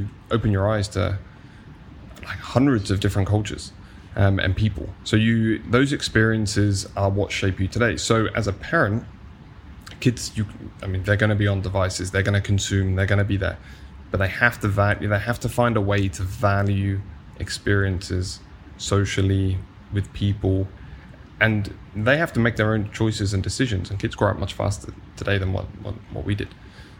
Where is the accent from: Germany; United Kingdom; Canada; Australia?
United Kingdom; born or raised there